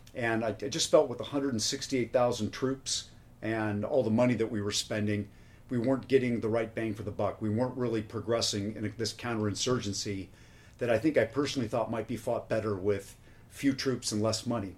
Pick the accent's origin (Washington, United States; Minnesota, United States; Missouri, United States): Washington, United States; Spokane; I was 11 years old and uh, growing up in Spokane, Washington.